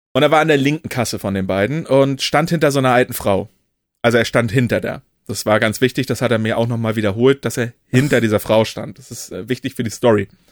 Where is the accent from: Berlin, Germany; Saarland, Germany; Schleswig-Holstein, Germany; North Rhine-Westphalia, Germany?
Schleswig-Holstein, Germany; Kiel; gebürtiger Kieler oder Kiel-Regioner